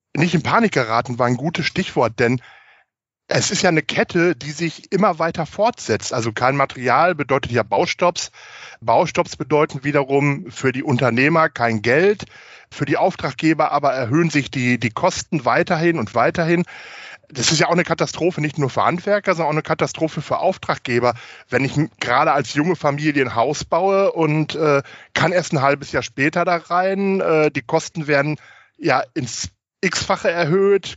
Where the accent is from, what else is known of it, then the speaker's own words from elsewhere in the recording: Germany; bei uns in Deutschland